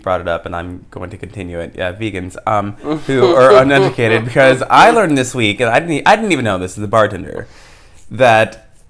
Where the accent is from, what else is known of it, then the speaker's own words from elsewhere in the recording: the South, United States; I'm black and from the South.